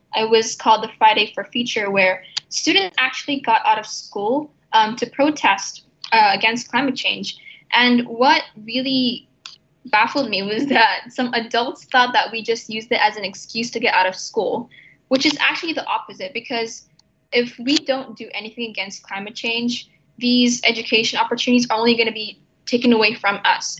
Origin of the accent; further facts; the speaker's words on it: Jakarta, Indonesia; now in Abu Dhabi, United Arab Emirates; I come from Indonesia, and the place where I'm from, Jakarta, which is the capital city